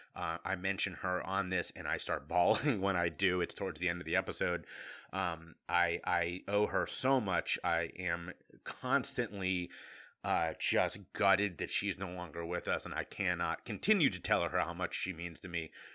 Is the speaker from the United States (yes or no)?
yes; Cincinnati, Ohio, United States; moved away; I was from Cincinnati, Ohio